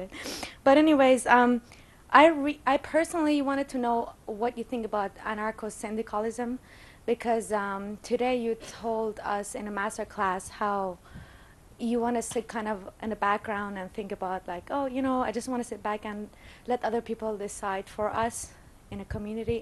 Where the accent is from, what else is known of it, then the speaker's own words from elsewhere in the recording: Iran; I'm from Iran